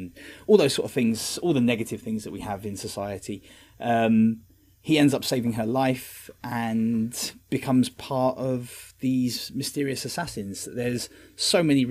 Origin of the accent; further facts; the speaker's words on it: London, United Kingdom; growing up in West London